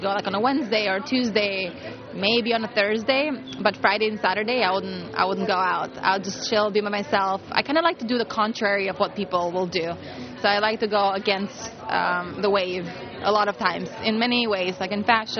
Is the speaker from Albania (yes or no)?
yes; Albania; moved away; I come from Europe, so my ideal vacation is in Europe. It has to be in my country, in Albania